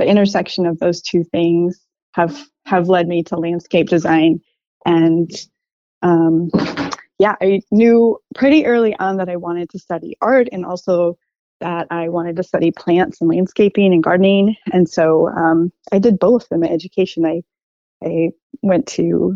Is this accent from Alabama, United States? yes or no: no; Minneapolis, Minnesota, United States; moved away as an adult; now in Portland, United States; I'm from the Midwest, the place where the tall grass prairie meets the oak savanna, the Twin Cities